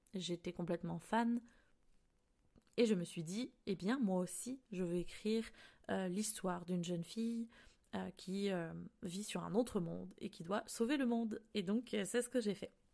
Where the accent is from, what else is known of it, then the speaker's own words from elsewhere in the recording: France; moved away as an adult; now in Canada; je suis française